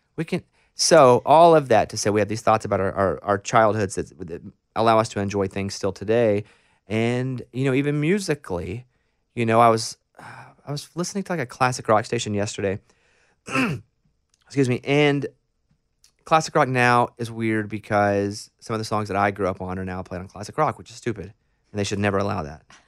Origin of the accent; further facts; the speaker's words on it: Arkansas, United States; moved away; I'm from Arkansas. We're extremely landlocked